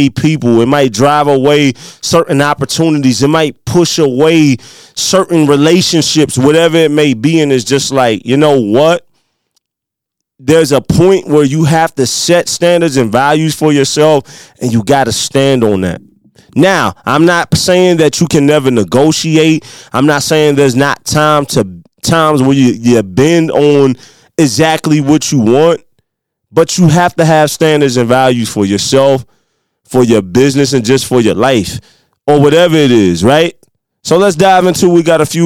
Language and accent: English; Midwest, United States; accent: country; with my little country accent, you know, I'm a Midwest country boy